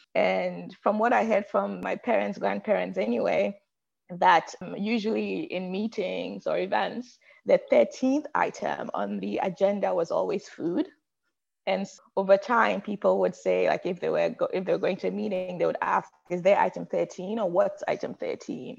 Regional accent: Accra, Greater Accra, Ghana; moved away as an adult; now in United States; I was born and raised in Ghana in West Africa. And I don't think I grew up sort of um, what I thought was normal, right? Grew up in a bustling city of Accra

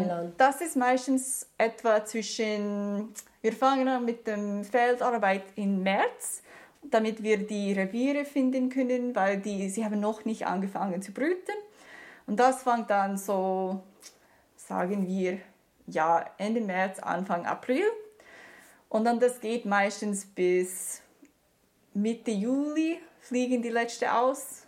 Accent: Canada; German is a second language; also born or lived in Germany; now in Canton of Lucerne, Switzerland; Also ich komme aus Kanada

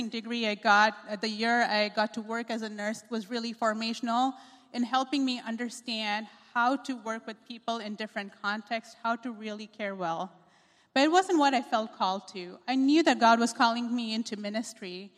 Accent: Pune, Maharashtra, India; moved away as an adult; also born or lived in Chicago, United States; now in United States; I was raised in India, in a city called Pune

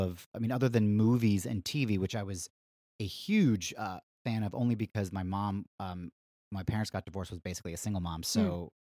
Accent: Mentor, Ohio, United States; I grew up outside of Cleveland, Ohio, in a little city called Mentor. Although if you're from there, you would say Mentor.

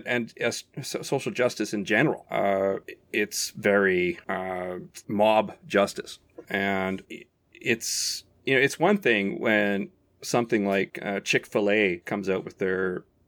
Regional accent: United States; also born or lived in Canada; I'm an American.

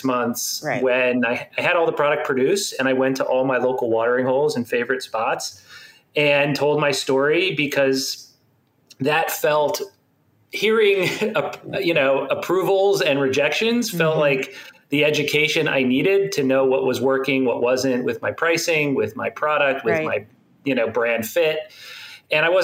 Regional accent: Miami, Florida, United States; I grew up in Miami. Okay. In South Florida

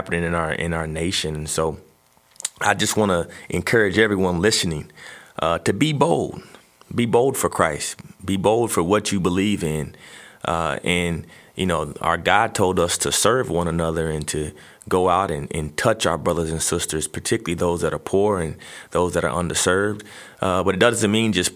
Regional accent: Texas, United States; growing up in Texas as a young kid

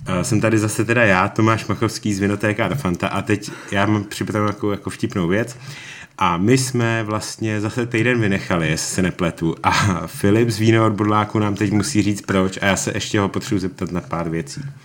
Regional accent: Prague, Czechia; Já jsem Pražák

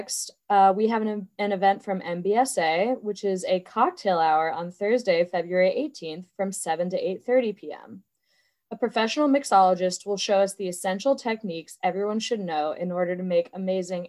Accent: Pittsburgh, Pennsylvania, United States; moved away as an adult; now in Michigan, United States; my hometown of Pittsburgh

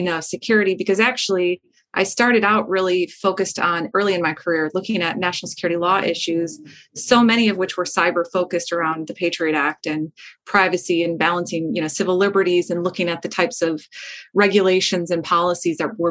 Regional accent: Midwest, United States; where I grew up in the Midwest

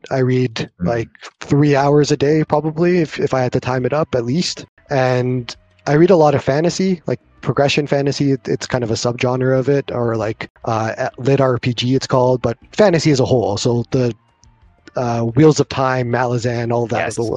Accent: Canada; accent: Canadian

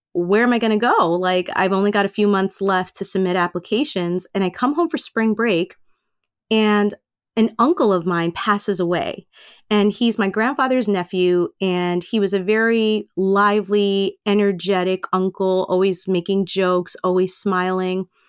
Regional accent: New York City, New York, United States; I was born and raised in Queens, and so I'm totally Americanized

